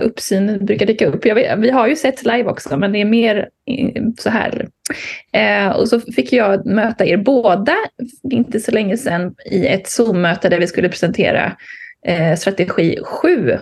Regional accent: Bohuslän, Västra Götaland, Sweden; Jag är ju bohuslänning i grunden.

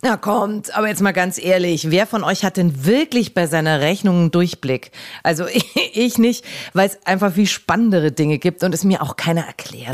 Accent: Augsburg, Bavaria, Germany; meine Heimatstadt Augsburg

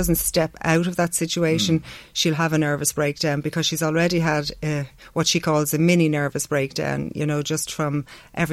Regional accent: Dublin, Leinster, Ireland; I grew up in Dublin, the heart of Dublin

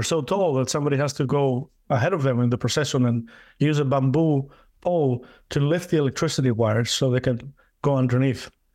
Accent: Greece; moved away as an adult; also born or lived in Denmark; now in United States; I went to my home country. I, I was born in Greece

